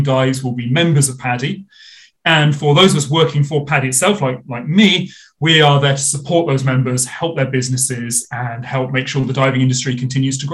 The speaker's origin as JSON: {"language": "English", "country": "United Kingdom", "said": "I get to look after the UK, my home country where I did most of my diving"}